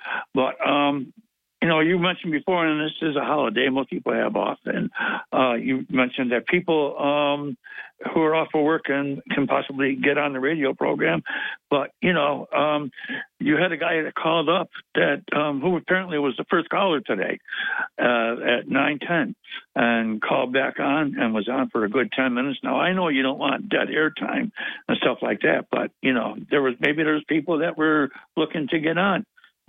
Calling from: Binghamton, New York, United States; Hey, Bob. … from Binghamton.

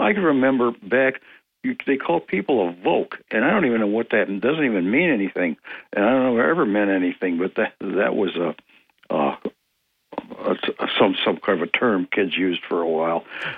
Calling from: Ithaca, New York, United States; of Greater Ithaca would like to speak about the rogue lawyer.

